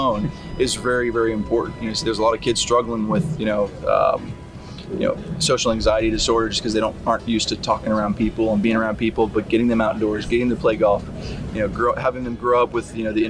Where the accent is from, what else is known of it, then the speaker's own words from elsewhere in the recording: Fresno, California, United States; I grew up in Fresno, California